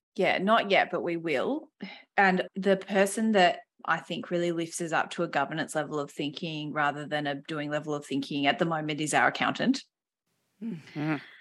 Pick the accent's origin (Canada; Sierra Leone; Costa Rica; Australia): Australia; Western Australia; I grew up in Western Australia with two exceptional parents